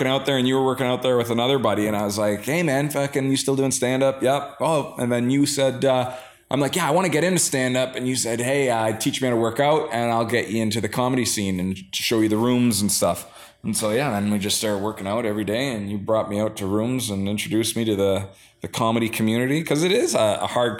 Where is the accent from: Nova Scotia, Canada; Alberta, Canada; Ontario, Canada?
Ontario, Canada; Sault Ste. Marie; now in Toronto, Canada; Growing up in the Sioux